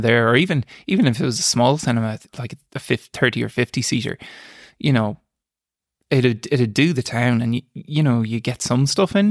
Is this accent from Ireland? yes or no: yes; Boyle, Connacht, Ireland; also born or lived in Dublin; grew up in, in Killarse, out in the countryside